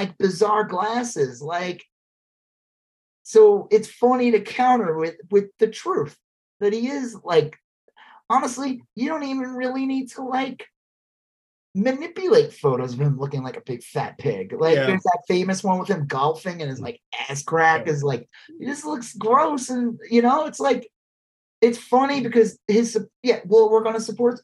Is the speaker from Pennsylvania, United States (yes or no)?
no; Long Island, New York, United States; I grew up in Long Island. I grew up with a lot of racist people